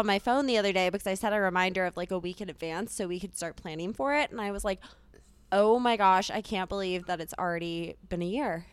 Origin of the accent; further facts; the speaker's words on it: Charleston, South Carolina, United States; moved away as an adult; now in Denver, United States; I'm originally from Charleston, South Carolina, but came out to school here